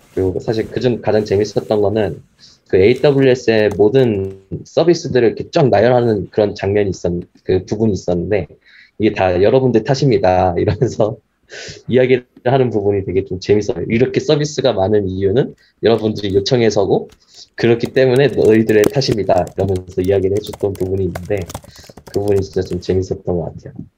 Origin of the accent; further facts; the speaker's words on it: South Korea; 저희, 저희 한국인 입장에서는